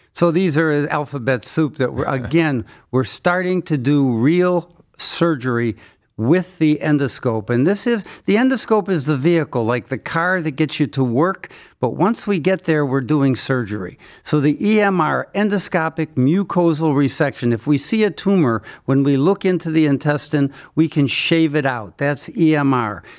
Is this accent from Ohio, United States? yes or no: yes; Cleveland, Ohio, United States; I was born in Cleveland, went to Case Western Reserve Medical School, did my training at Case Western Reserve